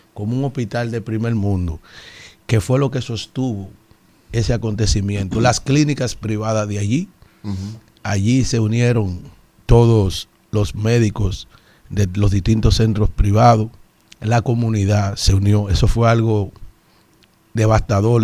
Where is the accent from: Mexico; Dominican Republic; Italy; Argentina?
Dominican Republic; San Cristóbal; also born or lived in Yaguate; A pesar de que soy de Yaguate yo me crié en San Cristóbal, estudiando